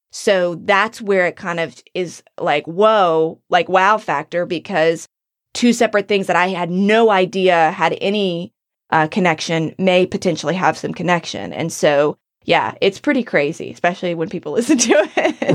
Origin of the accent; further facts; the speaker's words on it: North Carolina, United States; moved away; my hometown, in my area. I know the state of North Carolina